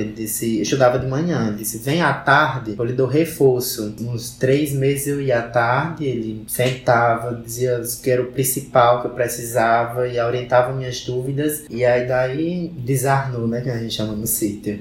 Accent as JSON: {"language": "Portuguese", "town": "Caririaçu", "region": "Ceará", "country": "Brazil", "said": "Eu sou do CID de Carilhaçu, que vocês também já conhecem, né? É o CID Santa Maria, fica a 18 quilômetros de Carilhaçu."}